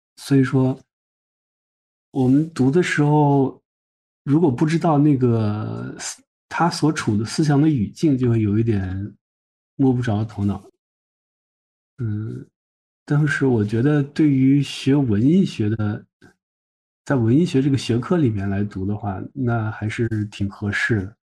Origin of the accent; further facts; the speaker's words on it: China; 对我们中国人阅读来说